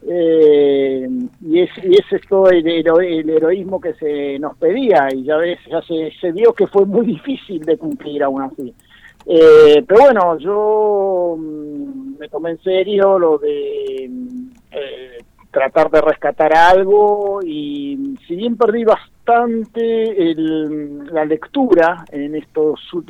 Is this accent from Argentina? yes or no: yes; Bahía Blanca, Buenos Aires Province, Argentina; now in Buenos Aires, Argentina; siempre todos estos años, eh, desde que me fui de Bahía Blanca, vivo en Buenos Aires.